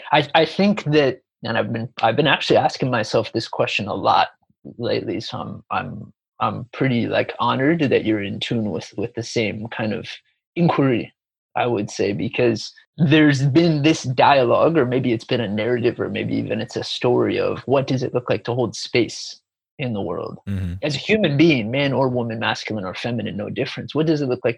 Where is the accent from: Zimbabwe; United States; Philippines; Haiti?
United States; moved away as an adult; also born or lived in Chicago, Illinois / Sedona, Arizona; now in Gold Coast, Australia; I was born and raised in Chicago, but I grew up in mystical Sedona, Arizona, and spent a lot of time in the desert of Arizona.